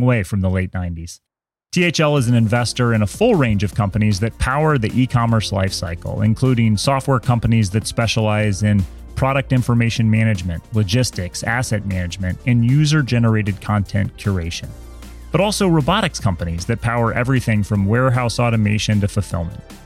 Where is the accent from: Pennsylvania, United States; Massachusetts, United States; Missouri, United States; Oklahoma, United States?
Missouri, United States; Kansas City; I'm from Kansas City